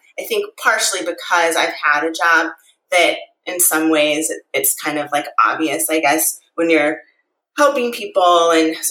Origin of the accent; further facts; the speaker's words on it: St. Louis, Missouri, United States; moved away as an adult; now in Arizona, United States; I grew up in St. Louis, Missouri